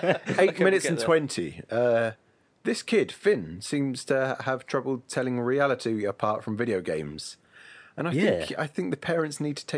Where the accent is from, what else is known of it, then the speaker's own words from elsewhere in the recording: England, United Kingdom; being English